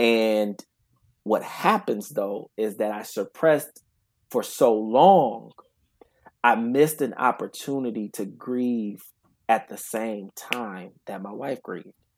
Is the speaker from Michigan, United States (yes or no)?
yes; Grand Rapids, Michigan, United States; I'm originally from Grand Rapids, Michigan